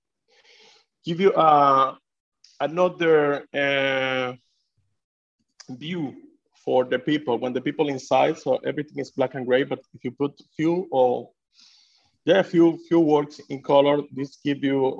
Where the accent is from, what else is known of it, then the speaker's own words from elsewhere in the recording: Venezuela; English is a second language; now in Sweden; I'm from Venezuela. I'm born in Venezuela.